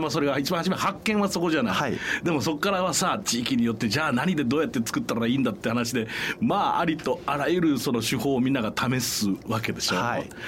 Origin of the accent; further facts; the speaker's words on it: Osaka, Japan; 僕あの大阪生まれであの母方が琵琶湖のあたりなんで